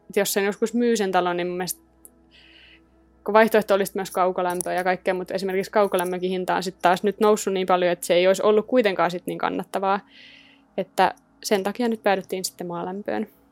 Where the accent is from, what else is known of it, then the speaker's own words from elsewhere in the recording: Rauma, Satakunta, Finland; moved away; mä oon Raumalta kotosi